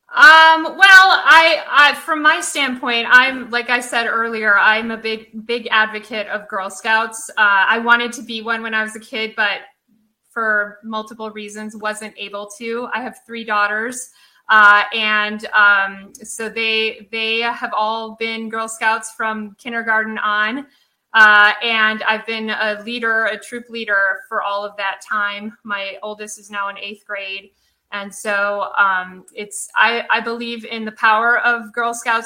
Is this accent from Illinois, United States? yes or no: yes; Midwest outside of Chicago, Illinois, United States; moved away; also born or lived in Seattle; growing up in Midwest outside of Chicago